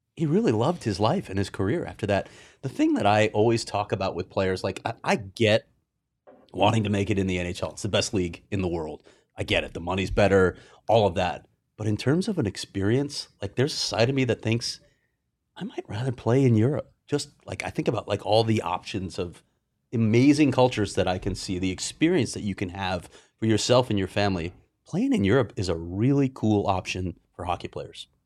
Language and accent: English; Chicago, Illinois, United States; I'm a Chicagoan